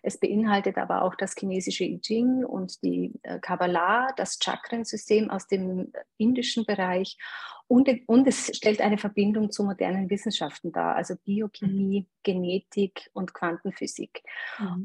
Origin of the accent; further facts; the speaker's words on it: Eastern Styria, Austria; also born or lived in Graz; ich bin in der Oststeiermark aufgewachsen, in einem mini kleinen Dorf auf dem Bauernhof